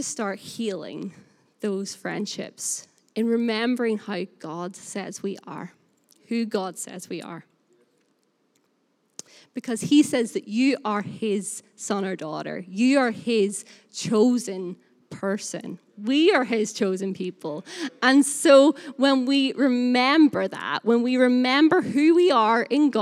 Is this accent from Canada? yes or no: no; Northern Irish, Northern Ireland, United Kingdom; also born or lived in Burnley; now in Lancashire, United Kingdom; I am Northern Irish, and so I say the word we all the time.